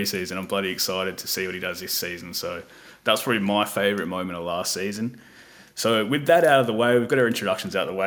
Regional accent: Australia; we are Australian

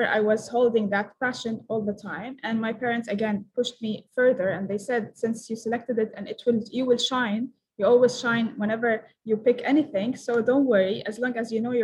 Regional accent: Palestine; I'm from Palestine.

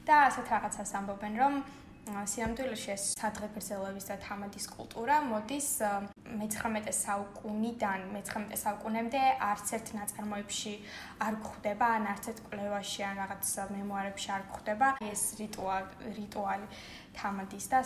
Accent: Batumi, Adjara, Georgia; ჩვენი მშობლიური ქალაქი ბათუმი.

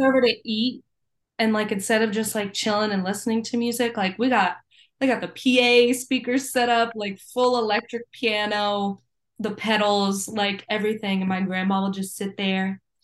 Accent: Virginia, United States; growing up in Virginia

